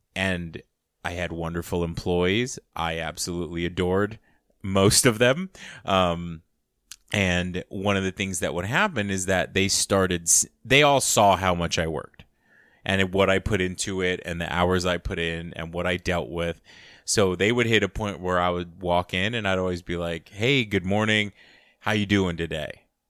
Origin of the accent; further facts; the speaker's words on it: United States; growing up, uh, as an American child, but growing up with a family structure from another country as an immigrant